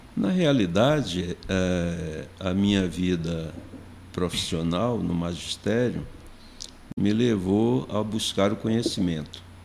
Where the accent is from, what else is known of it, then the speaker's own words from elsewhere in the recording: Recife, Pernambuco, Brazil; moved away as an adult; now in Brasília, Brazil; tudo começou em Recife, Pernambuco, onde nasci. Cheguei em Brasília em 1977, em função de um concurso público